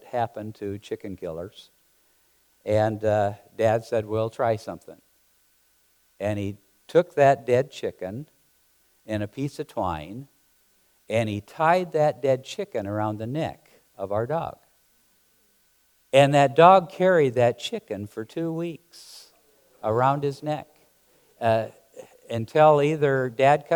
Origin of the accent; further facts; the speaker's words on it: South Dakota, United States; moved away; Growing up in South Dakota, we had chickens and with cattle and all the rest of the stuff